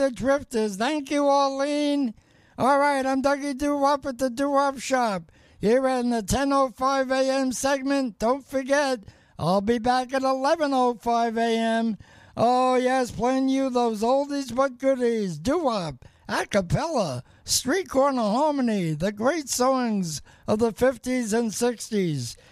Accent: New York City, New York, United States; moved away; I'm from New York City

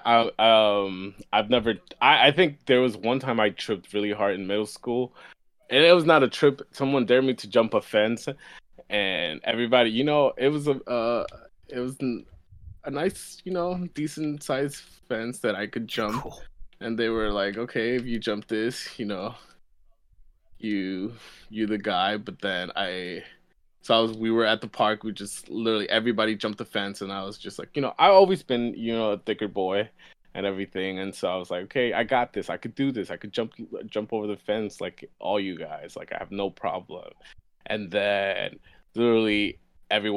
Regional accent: New York, United States; I grew up in New York

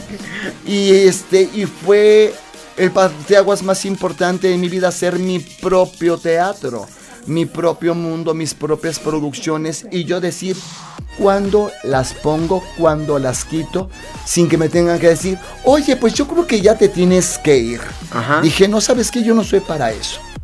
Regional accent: Mexico; also born or lived in Mexico City / Mexican provinces; yo recuerdo que muy chavito vine a México, aunque nací aquí en México, viví mucho tiempo en provincia

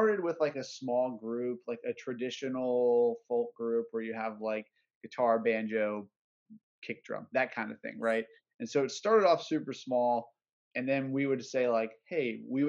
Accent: Orlando, Florida, United States; We're all from Orlando

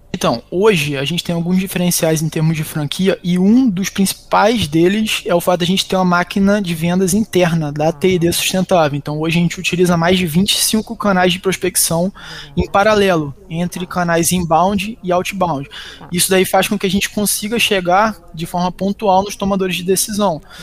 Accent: Macaé, Rio de Janeiro, Brazil; also born or lived in Belém, Pará, Brazil; sou natural de Belém do Pará, inclusive. Vim para cá, para Macaé, onde fica a nossa matriz, com 4 anos de idade

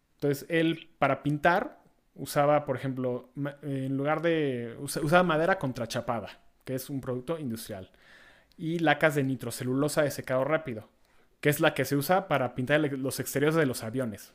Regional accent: Mexico; nuestras labores como mexicanos

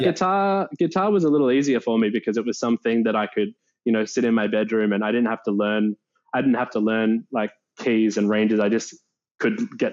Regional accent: Melbourne, Victoria, Australia; I grew up in Melbourne. I grew up in the southeastern suburbs, around like the Hallam, Narre Warren area

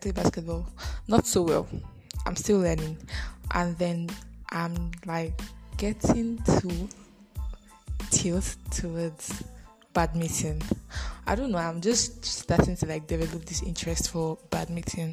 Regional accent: Edo, Nigeria; I am a Bini girl. I'm from Edo State

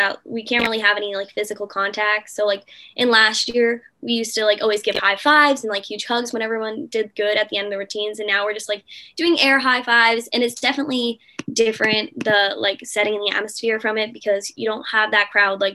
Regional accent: Norwell, Massachusetts, United States; I'm from Norwell, Massachusetts. It's a small town about 30 minutes from Boston

